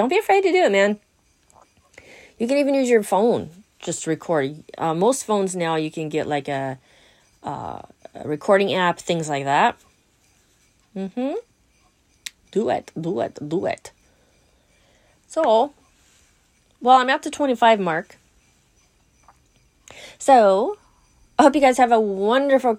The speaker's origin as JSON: {"language": "English", "region": "Southern California", "country": "United States", "said": "I'm from Southern California"}